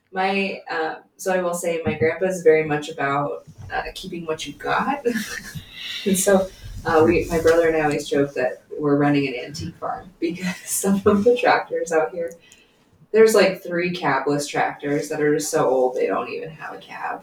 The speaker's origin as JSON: {"language": "English", "town": "Billings", "region": "Montana", "country": "United States", "tie": "born or raised there", "said": "I grew up here in Billings, where we live."}